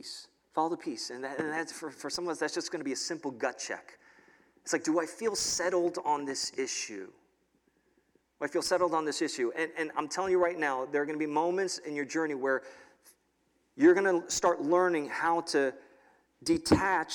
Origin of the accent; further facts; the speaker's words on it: New York City, New York, United States; moved away as an adult; now in State College, United States; I grew up in New York City